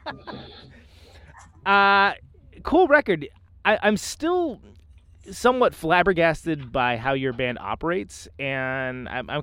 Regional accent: Bay Area, California, United States; now in Milwaukee, United States; even though I live in Milwaukee now, but I'm from the Bay Area, like I'm from California.

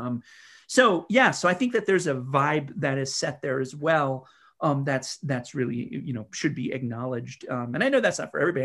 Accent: North Dakota, United States; now in Kalamazoo, United States; I live in Kalamazoo, Michigan. That's, that's the other thing, but I'm not from there. I'm from North Dakota

